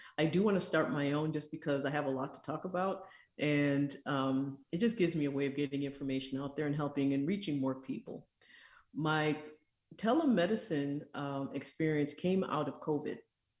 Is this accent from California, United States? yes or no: no; Michigan, United States; born there; also born or lived in East Africa; I am originally from Michigan. I grew up in East Africa and went into medicine